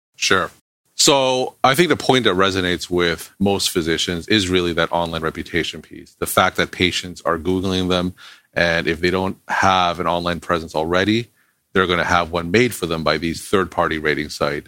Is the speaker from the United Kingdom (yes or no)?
no; Toronto, Ontario, Canada; moved away as an adult; also born or lived in Boston, United States; now in Nashua, United States; I'm originally from Toronto, Canada, but I came to Boston to do undergraduate medical school and residency at Boston University.